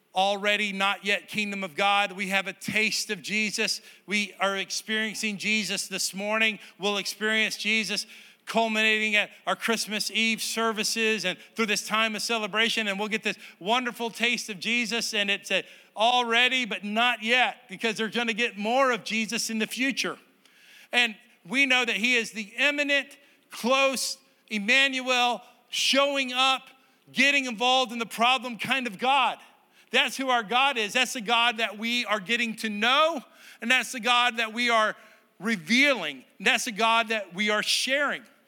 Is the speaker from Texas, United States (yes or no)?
yes; Texas, United States; moved away; It was my home state